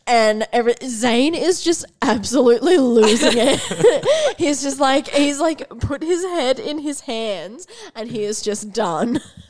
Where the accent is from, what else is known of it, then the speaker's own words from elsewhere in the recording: Toowoomba, Queensland, Australia; I was born in Toowoomba.